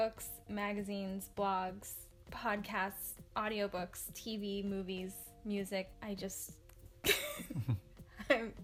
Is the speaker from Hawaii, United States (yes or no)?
yes; Kauai, Hawaii, United States; I'm from Kauai, and it's a little island.